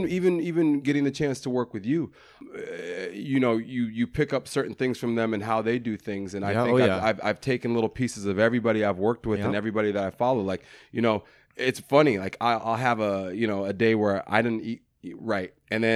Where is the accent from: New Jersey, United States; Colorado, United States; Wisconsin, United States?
Colorado, United States; Denver; Denver, Colorado. Okay. I'm from Denver, Colorado. I come from a loving family, a really loving family.